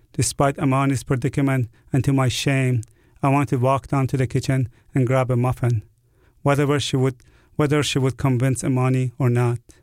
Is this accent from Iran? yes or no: yes; Iran; now in New Orleans, United States; I was born in Iran